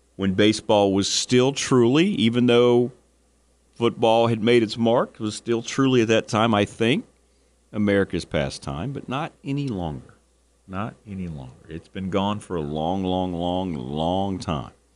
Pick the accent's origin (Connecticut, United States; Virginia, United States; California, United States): Virginia, United States